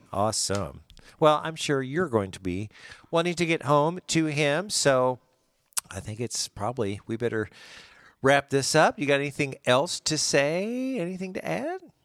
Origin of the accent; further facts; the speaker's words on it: Springfield, United States; I'm from Springfield. I ain't from Miami.